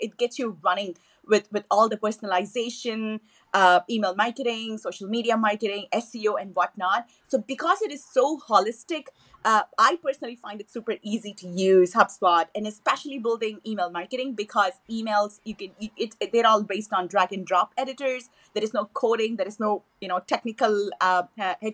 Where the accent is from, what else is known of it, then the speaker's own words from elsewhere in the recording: Chennai, Tamil Nadu, India; first language Tamil; English is a second language; moved away; I was born and raised in Chennai, which is the capital, you know, of the southern state of Tamil Nadu. So I speak Tamil at home, which is my native language.